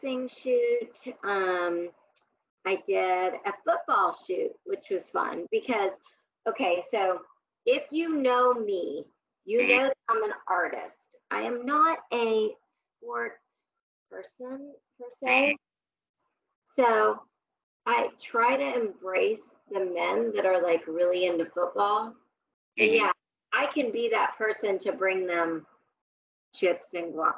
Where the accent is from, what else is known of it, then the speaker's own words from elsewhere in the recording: Kansas City, Missouri, United States; I was raised in Kansas City